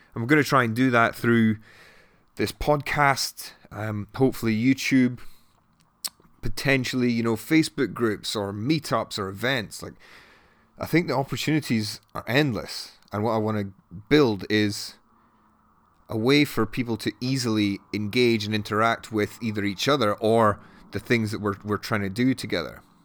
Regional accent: Edinburgh, Scotland, United Kingdom; moved away as an adult; also born or lived in Newcastle; now in London, United Kingdom; I grew up in Edinburgh and then I went to Newcastle for uni and then ended up in London six years ago.

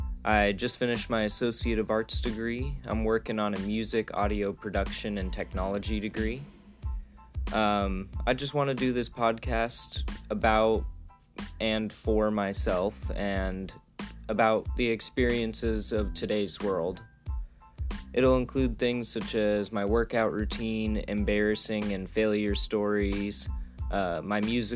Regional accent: Colorado, United States; moved away as an adult; now in Florida, United States; I'm a musician from Colorado. I now live in Florida, have for almost a year now.

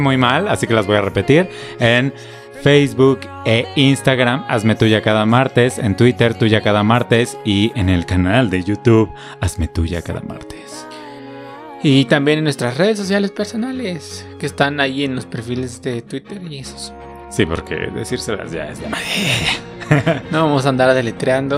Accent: Mexico; pues somos mexicanos

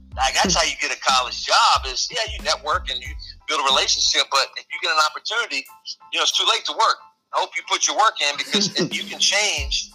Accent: Hampton, Virginia, United States; the head coach at Hampton University, Division I school, actually in my hometown.

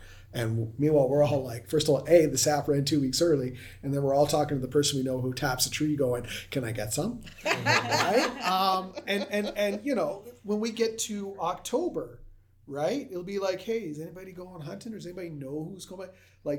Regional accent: Ontario, Canada; So we're Anishinaabe from Ontario.

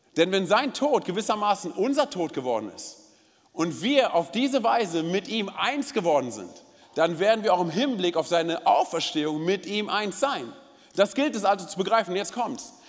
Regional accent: Berlin, Germany; ich bin gebürtiger Berliner.

